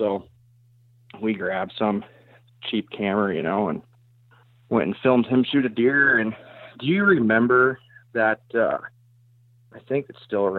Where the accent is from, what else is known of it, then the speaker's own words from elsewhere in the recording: Iowa, United States; So I'm from South Central Iowa. I actually live just outside of Knoxville.